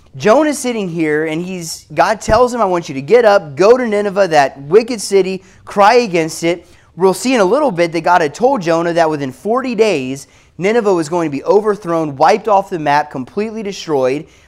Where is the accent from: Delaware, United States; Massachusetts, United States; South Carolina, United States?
South Carolina, United States; i am from South Carolina